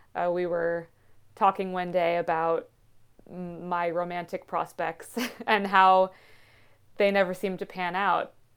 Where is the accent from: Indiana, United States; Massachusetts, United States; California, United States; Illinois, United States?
Massachusetts, United States; Western; I'm half Indian and grew up in, in Western Mass